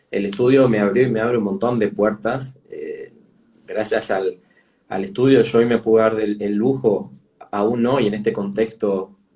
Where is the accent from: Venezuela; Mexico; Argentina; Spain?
Argentina; San Martín, Buenos Aires Province; born there; Bueno, nací en la provincia de Buenos Aires, en Buenos Aires, pero la provincia, en, San Martín, digamos, que limita con la capital